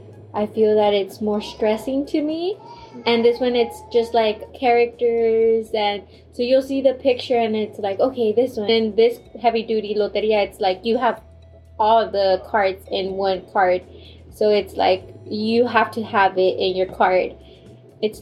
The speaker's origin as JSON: {"language": "English", "town": "Reynosa", "region": "Tamaulipas", "country": "Mexico", "said": "We're from Reynosa, Tamaulipas, in Mexico."}